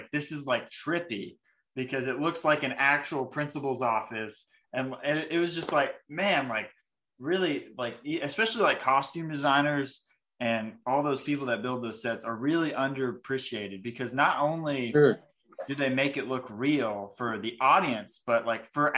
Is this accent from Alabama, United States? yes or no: yes; New Market, Alabama, United States; I grew up in New Market, Alabama, and I grew up on 8 acres